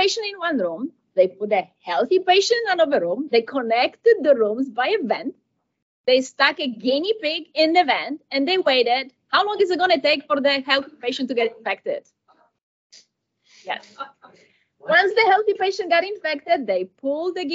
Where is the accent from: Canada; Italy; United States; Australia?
United States; I'm from America